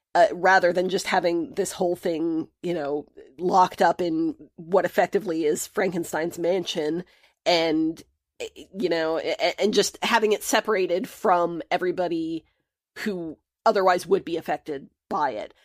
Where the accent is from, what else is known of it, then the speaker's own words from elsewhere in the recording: United States; my picture as the American